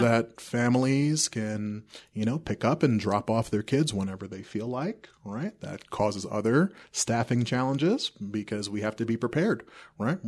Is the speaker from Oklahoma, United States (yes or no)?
no; New York City, New York, United States; also born or lived in South America; now in Castle Rock, United States; I grew up in New York City. My family immigrated from South America, uh, when I was two